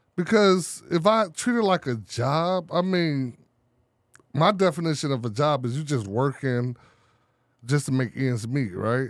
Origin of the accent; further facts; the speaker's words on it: Chicago, Illinois, United States; I'm from Chicago, the poor part of the city